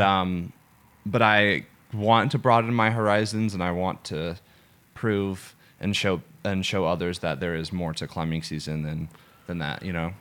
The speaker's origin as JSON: {"language": "English", "town": "Atlanta", "region": "Georgia", "country": "United States", "said": "I'm from Atlanta, Georgia"}